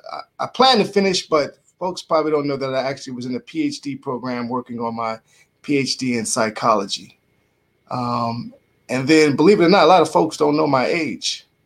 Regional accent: Bronx, New York, United States; So kudos go to you gentlemen to know that I'm from the Bronx, New York.

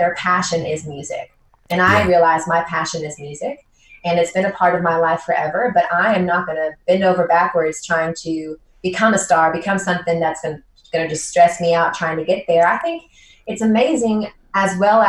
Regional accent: Nashville, Tennessee, United States; I was from Nashville, one of the eight Nashville natives.

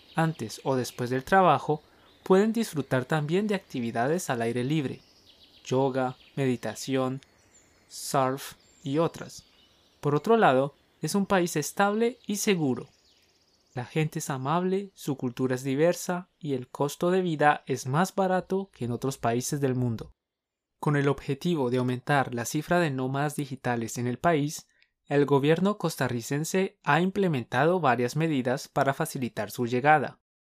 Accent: Colombia; somos dos profes colombianos

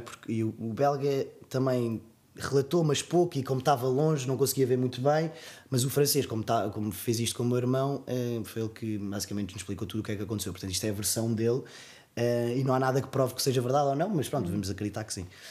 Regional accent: Portugal; sou português

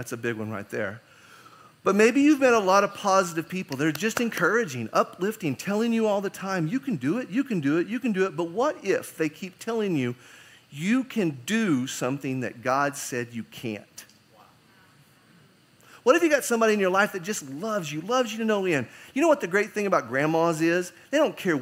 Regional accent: United States; being an American

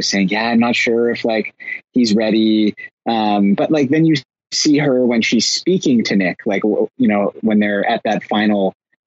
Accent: Canada; as a Canadian

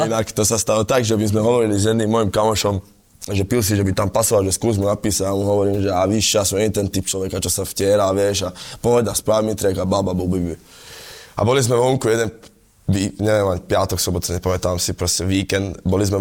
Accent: Galanta, Trnava Region, Slovakia; Ale u, u, u nás v Galante to ne, nebola žiadna novinka, lebo inak my sme furt to spávali, to fratelo

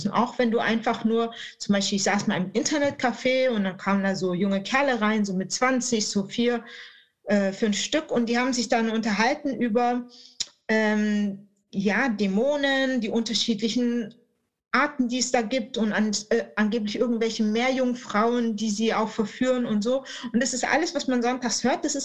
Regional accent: Baden-Württemberg, Germany; das gerade als Schwabe äh, dann aufzunehmen.

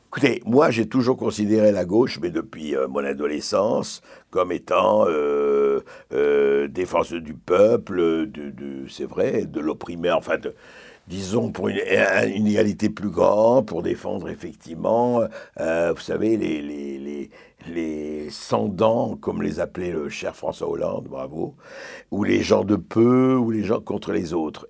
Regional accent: Lebanon; first language French; Le français était ma langue maternelle, mais je parlais arabe avec les gens dans la, je voyais avec dans, la rue et ailleurs

